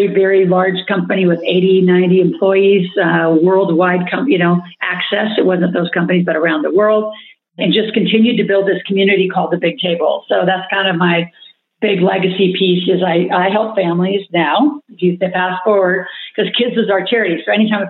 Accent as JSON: {"language": "English", "region": "Nebraska", "country": "United States", "tie": "born or raised there", "said": "growing up in Nebraska"}